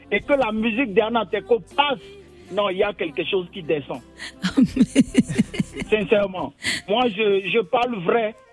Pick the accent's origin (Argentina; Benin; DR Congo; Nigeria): Benin; Porto-Novo, Ouémé